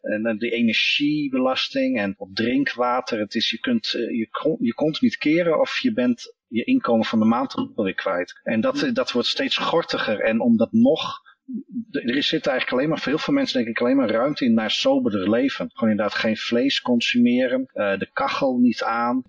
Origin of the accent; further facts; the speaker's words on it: Netherlands; als Nederlander